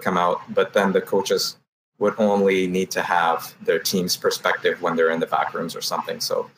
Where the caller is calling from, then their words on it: Toronto, Ontario, Canada; I'm calling from Toronto, Canada.